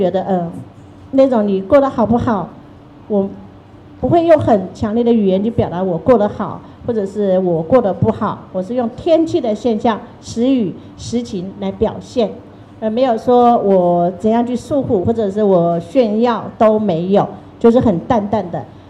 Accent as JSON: {"language": "Chinese", "country": "China", "tie": "born or raised there", "lives_now": "Taiwan", "said": "因为我在台湾，我已经五十几岁了，我的人生一半是在。台湾生活的，久居他乡是故乡，已经台湾是我的家乡了。可是台湾没有我过去的回忆，我人生的另一半，我的回忆又在大陆。这一节台湾是没有的，我的现在是台湾，我的过去是大陆。"}